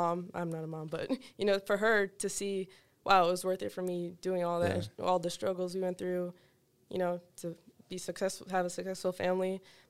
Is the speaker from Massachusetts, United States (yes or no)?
yes; Boston, Massachusetts, United States; born there; They came straight to Boston, Mass, where I was born.